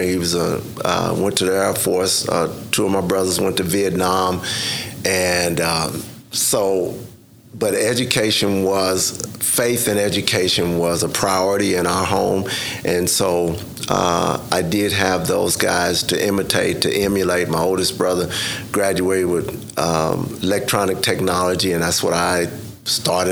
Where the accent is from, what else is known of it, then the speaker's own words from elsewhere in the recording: Spencer, Oklahoma, United States; grew up in Spencer, Oklahoma, primarily